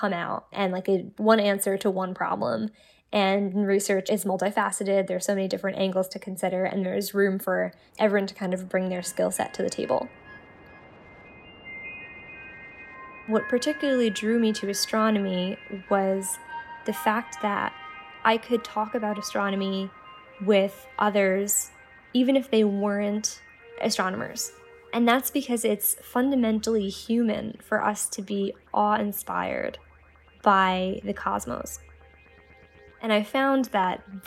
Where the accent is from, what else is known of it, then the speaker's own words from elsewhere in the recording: New York City, New York, United States; I grew up in New York City